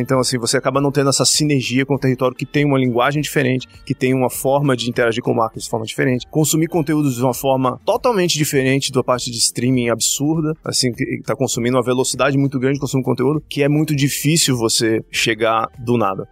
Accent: Recife, Pernambuco, Brazil; moved away as an adult; now in São Paulo, Brazil; eu sou de Recife, né? Eu iniciei minha carreira publicitária em Recife

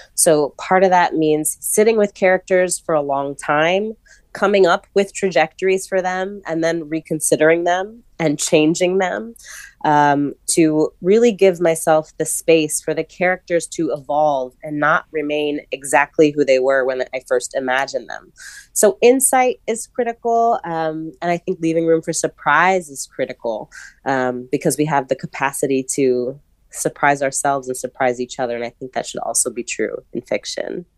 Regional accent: New York City, New York, United States; I was a scholarship kid at a private school in New York City

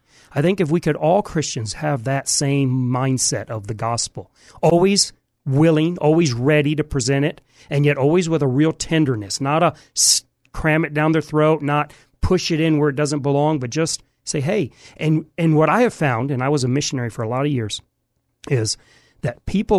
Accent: Houston, Texas, United States; born there; also born or lived in Michigan; So I was born in Houston, but I'm not from pretty much anywhere. Until I was about 40, I never lived in the same house more than about 6 months. Wow. So we moved from Michigan to Houston and back every 6 months.

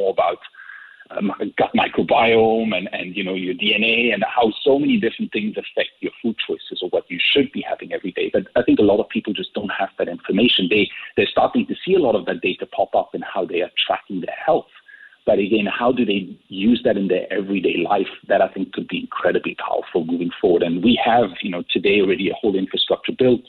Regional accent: Singapore; I grew up in Singapore

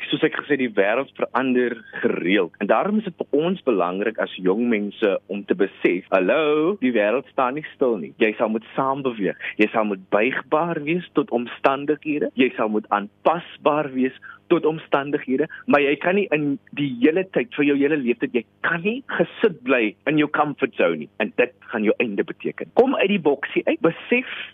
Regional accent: Paarl, Western Cape, South Africa; first language Afrikaans; in my graad 12 jaar as ek toe nou daar by die New Orleans Sekondêre Skool in Parel

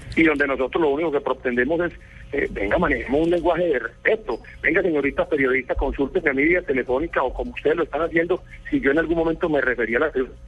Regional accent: Colombia; quienes somos colombianos

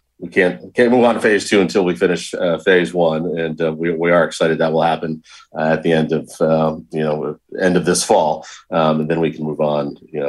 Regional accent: Bethlehem, Connecticut, United States; I grew up in Bethlehem and then moved to Waterbury.

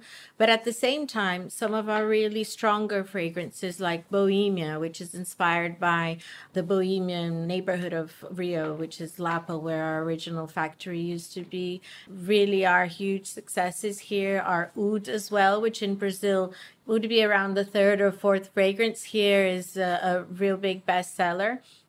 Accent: United Kingdom; Well, yes, my father and me as well, yeah. We're British.

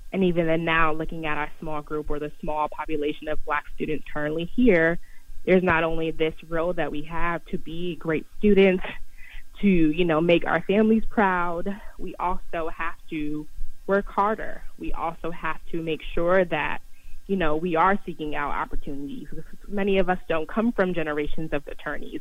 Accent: New York City, New York, United States; your community growing up in Harlem

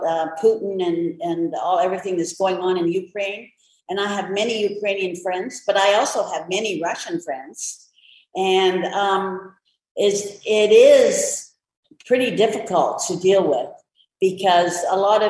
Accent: Mission, British Columbia, Canada; I was born in Mission, British Columbia, Canada

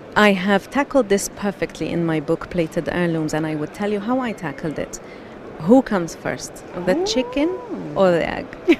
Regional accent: Jordan; moved away as an adult; also born or lived in Palestine / Bahrain; now in United Arab Emirates; So I grew up in Jordan um, originally Palestinian, grew up in Jordan, and then um, after graduating from university, lived in Bahrain for six years, and then after that, I've been in the UAE since 2005.

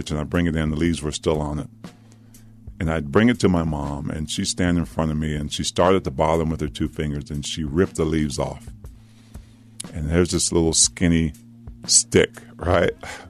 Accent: Maryland, United States; also born or lived in Washington, D.C.; where I grew up in Maryland

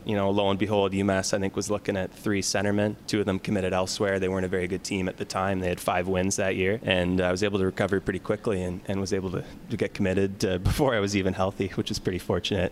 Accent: Ottawa, Ontario, Canada; I grew up in the Westboro area, so 10, 15 minutes right from downtown.

